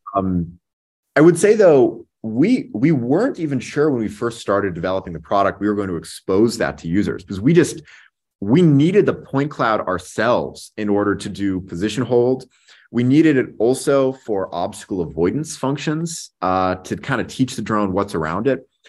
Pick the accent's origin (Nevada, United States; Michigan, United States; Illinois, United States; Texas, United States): Nevada, United States; Las Vegas; I grew up in Vegas. It's actually where I'm calling in from today